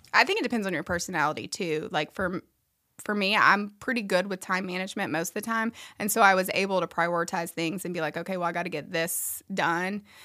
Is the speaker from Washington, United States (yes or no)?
no; Memphis, Tennessee, United States; moved away as an adult; now in Nashville, United States; I'm not from this area. I grew up in Memphis